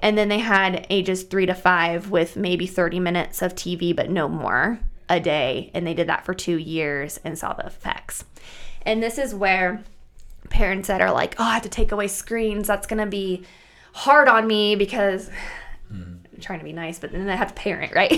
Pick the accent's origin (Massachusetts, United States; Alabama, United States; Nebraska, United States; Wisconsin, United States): Nebraska, United States; Bertrand; I was born and raised in Bertrand, Nebraska, which is a really tiny town, about 700 people, 800 people